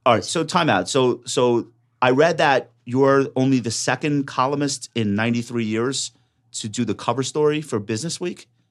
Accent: Long Island, New York, United States; I'm from Long Island

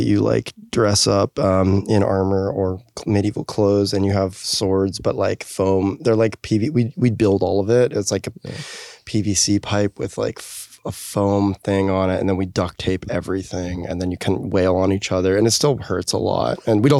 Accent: Park City, Utah, United States; now in Los Angeles, United States; I grew up in Park City, Utah, for the most part

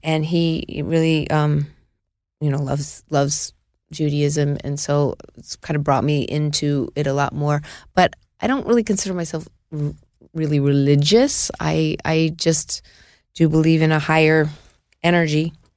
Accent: New York City, New York, United States; I was born in Mount Sinai

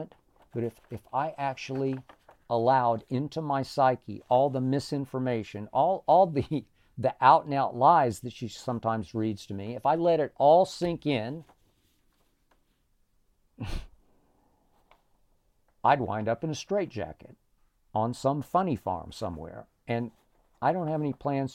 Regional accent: Oklahoma City, Oklahoma, United States; moved away as an adult; also born or lived in Nashville, Tennessee; I'd actually worked in my hometown of Oklahoma City for the paper I grew up reading, The Oklahoman

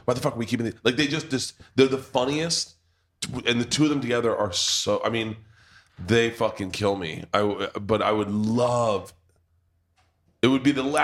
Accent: United States; we're American

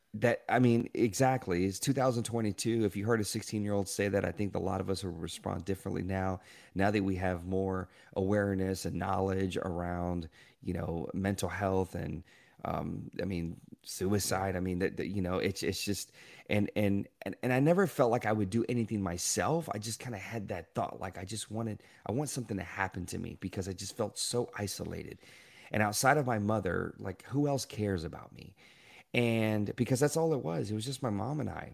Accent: Shreveport, Louisiana, United States; I was born in Shreveport, Louisiana

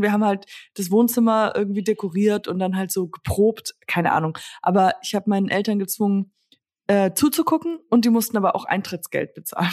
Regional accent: Germany; hier in Höck, also in Höckritzhausen, da wo ich herkomme, ist, äh, ist ein Dorf

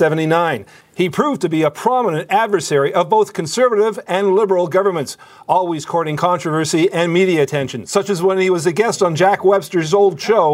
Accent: Burnaby, British Columbia, Canada; I grew up in Burnaby.

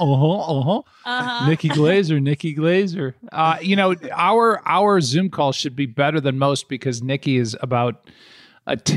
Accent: St. Louis, Missouri, United States; for those of us in St. Louis, we categorize one another by asking what high school you went

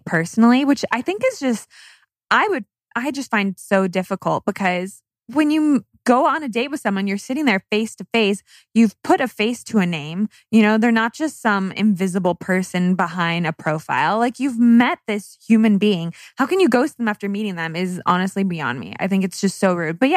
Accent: California, United States; I'm from California

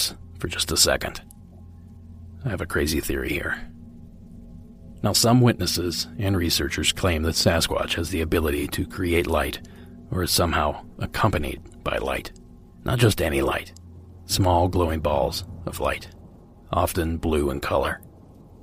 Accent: Ohio, United States; my home state of Ohio

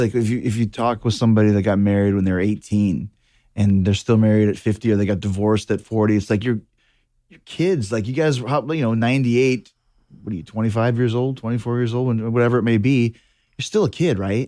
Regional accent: Winnipeg, Manitoba, Canada; I grew up in Winnipeg

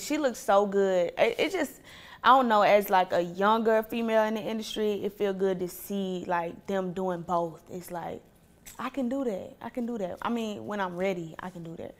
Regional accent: Atlanta, Georgia, United States; also born or lived in Ohio / Clay County; I didn't realize how privileged I was growing up in Atlanta

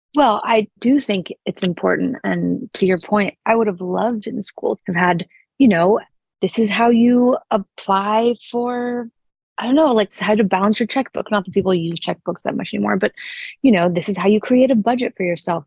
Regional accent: Sun Valley, Idaho, United States; I grew up in Sun Valley, Idaho

